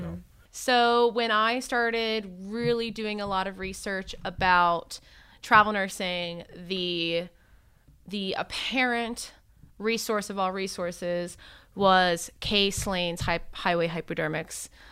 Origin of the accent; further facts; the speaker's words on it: Miami, Florida, United States; moved away as an adult; also born or lived in Tallahassee, Florida / Philadelphia area; I actually grew up in Miami